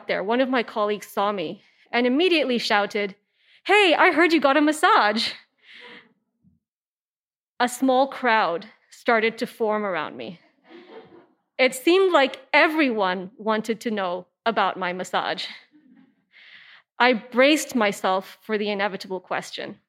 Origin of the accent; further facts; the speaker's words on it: Hong Kong; I am an Indian woman from Hong Kong